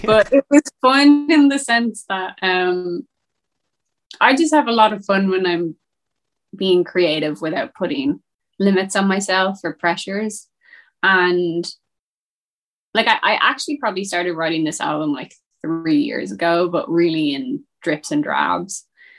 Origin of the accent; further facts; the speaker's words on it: Westport, Connacht, Ireland; my hometown in Westport